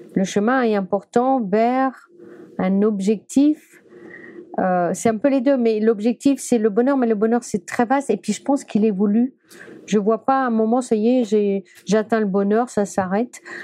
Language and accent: French; Brittany, France; je suis bretonne